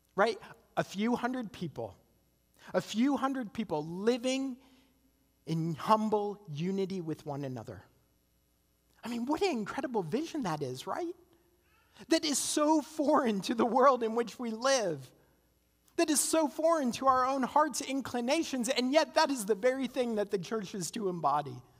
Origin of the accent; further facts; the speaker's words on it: Canada; now in United States; I'm Canadian